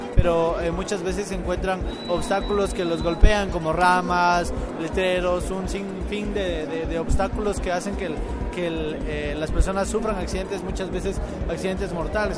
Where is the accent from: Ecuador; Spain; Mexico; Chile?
Ecuador; soy de Ecuador